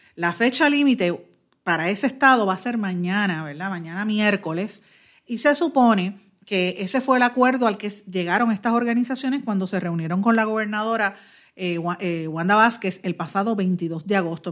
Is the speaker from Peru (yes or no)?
no; Puerto Rico; somos todos puertorriqueños